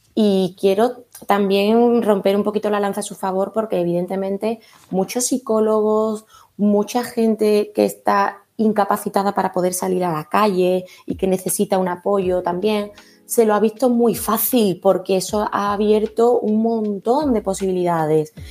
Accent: Andalusia, Spain

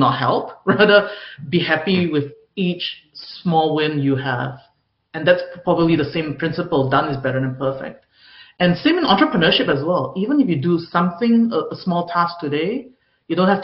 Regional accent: Singapore; I grew up in Singapore where perfectionism is the norm.

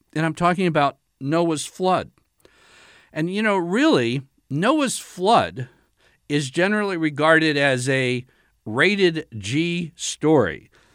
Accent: United States; being an American

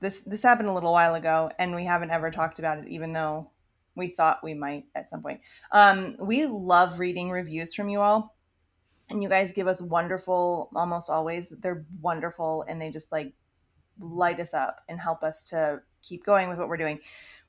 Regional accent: Maryland, United States; I mean I grew up in Maryland. We never lived more than an hour or so from DC, so that's obviously very influential in the way that I grew up.

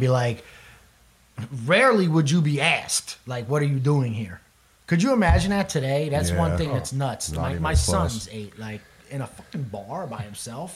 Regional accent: Sea Bright, New Jersey, United States; I'm from Seabright, New Jersey originally. I grew up in that town

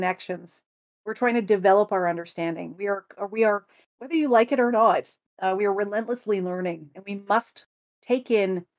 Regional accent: Canada; as a Canadian

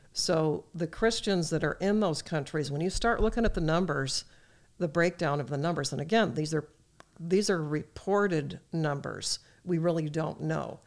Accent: United States; as an American

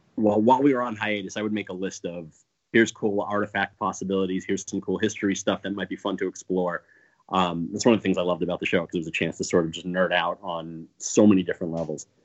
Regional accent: East Coast, United States; we're from the East Coast

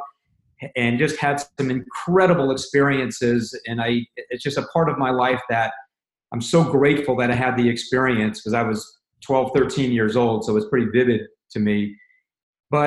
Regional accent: Indiana, United States; moved away as an adult; also born or lived in Jersey Shore, New Jersey; I'm from Indiana. I'm a farm boy. I work on a farm and cows and pigs and silos and driving tractors

